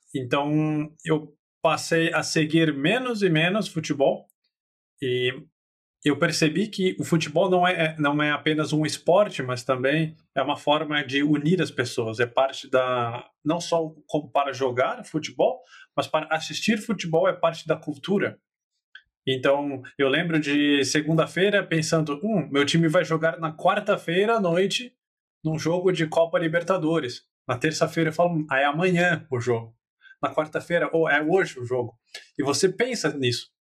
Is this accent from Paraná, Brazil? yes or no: no; Campinas, São Paulo, Brazil; E eu sou de Campinas, no interior de São Paulo